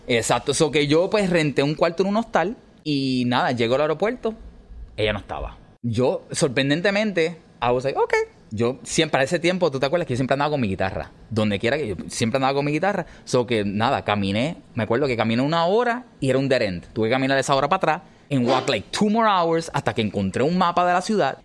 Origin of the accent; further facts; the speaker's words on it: Puerto Rico; yo siendo ciudadano americano, por más que puertorriqueños seamos, somos ciudadanos americanos legalmente